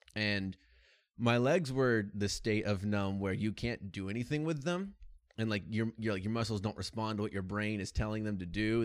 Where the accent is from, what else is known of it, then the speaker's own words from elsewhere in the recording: United States; as an American